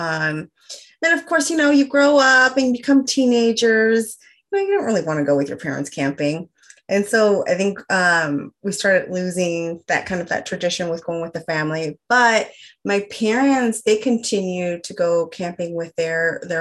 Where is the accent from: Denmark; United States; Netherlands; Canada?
United States; Bay Area, California; I'm a mother of three, born and raised in the Bay Area in California.